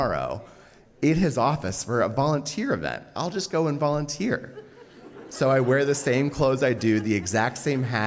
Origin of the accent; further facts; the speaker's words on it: Oregon, United States; I was from Oregon